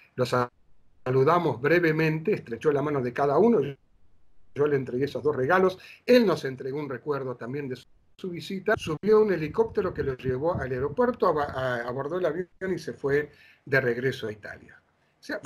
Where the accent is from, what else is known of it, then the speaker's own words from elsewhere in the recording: Buenos Aires, Argentina; moved away as an adult; also born or lived in Mar del Plata; cuando vivía en Buenos Aires, desde niño hasta los años 70 que me fui a Mar del Plata